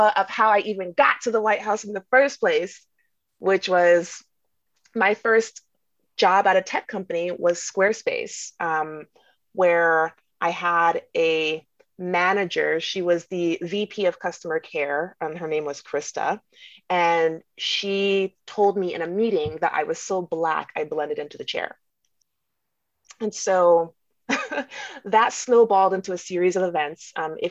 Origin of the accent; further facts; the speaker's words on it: Jamaica; I'm Jamaican.